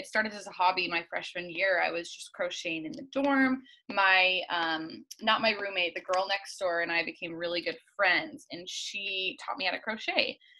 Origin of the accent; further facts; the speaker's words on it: Hood River, Oregon, United States; also born or lived in Utah / Nashville; I'm from Hood River, Oregon. It's a tiny little town on the border of Oregon and Washington. And it's a really active, like windsurfing, skiing, biking, hiking town. So a very little active town is where I grew up.